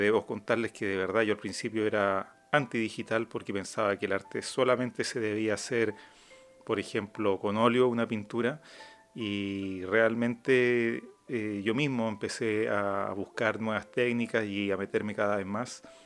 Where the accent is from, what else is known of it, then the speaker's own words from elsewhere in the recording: Araucanía, Chile; yo nací en la Araucanía